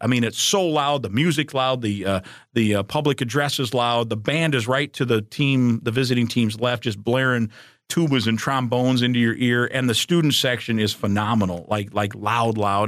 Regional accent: Iowa, United States; moved away; I was growing up in Iowa

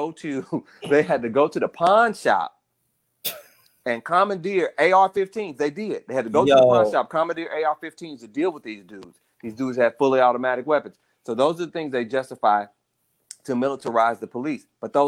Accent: Dallas, Texas, United States; I growing up in Dallas. I literally watched that happen.

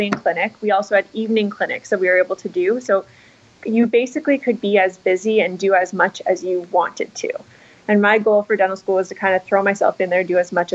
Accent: outside Thunder Bay, Northern Ontario, Canada; also born or lived in London, Ontario / Fort Lauderdale, Florida; now in Vancouver, Canada; I grew up in Northern Ontario, just outside of Thunder Bay.

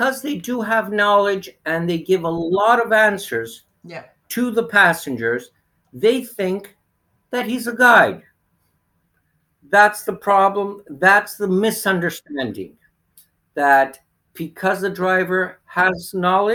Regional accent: Greece; also born or lived in Canada / Crete; I was born in Canada, raised here in Greece.

